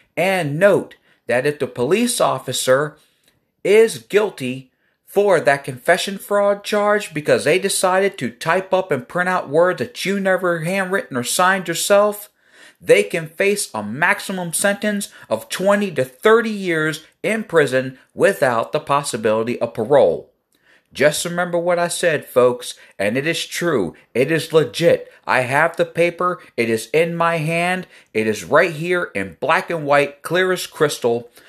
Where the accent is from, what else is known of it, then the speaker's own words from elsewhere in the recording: Elkton, Maryland, United States; I'm from Elkton, Maryland.